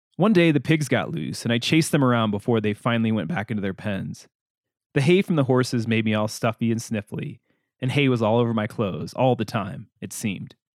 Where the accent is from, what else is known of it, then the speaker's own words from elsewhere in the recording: Illinois, United States; also born or lived in Gunnison, Colorado / Crested Butte, Colorado; now in Durango, United States; my hometown in Illinois